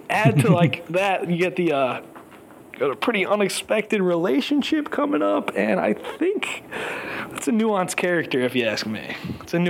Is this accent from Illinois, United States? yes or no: yes; Chicago, Illinois, United States; now in New York, United States; I'm a Chicagoan, a happy Chicagoan, currently living in New York